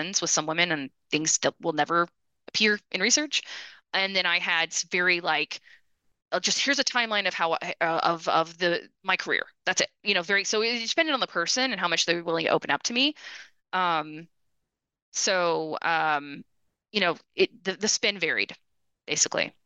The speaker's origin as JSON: {"language": "English", "country": "United States", "also_born_or_lived": "Austin, Texas / Detroit, Michigan / Brazil", "lives_now": "Dallas, United States", "said": "as an American"}